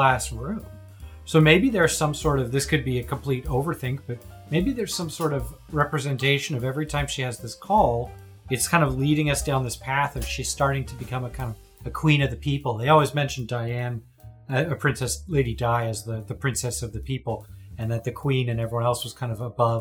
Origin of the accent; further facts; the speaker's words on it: Toronto, Ontario, Canada; I'm from Toronto.